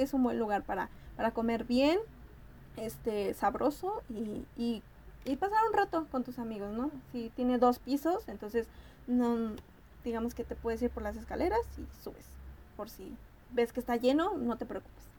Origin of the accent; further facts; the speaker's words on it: State of Mexico, Mexico; moved away as an adult; now in Mexico City, Mexico; yo soy del Estado de México, entonces se me hizo más fácil irme a rentar cerca